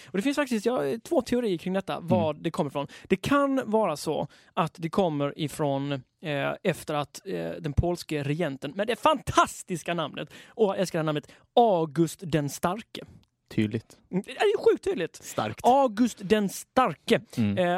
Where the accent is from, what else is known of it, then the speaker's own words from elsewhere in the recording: Sweden; Jag är svensk.